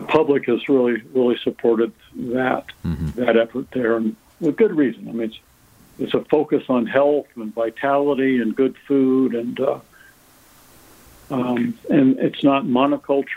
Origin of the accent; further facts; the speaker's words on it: Erie, Pennsylvania, United States; went back to Erie, Pennsylvania, my hometown